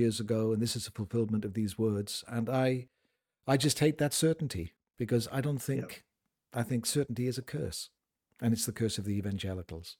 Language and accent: English; United Kingdom; I'm a Brit